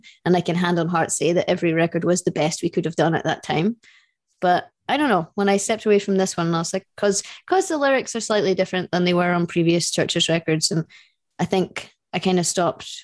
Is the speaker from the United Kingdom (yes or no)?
yes; United Kingdom; we're British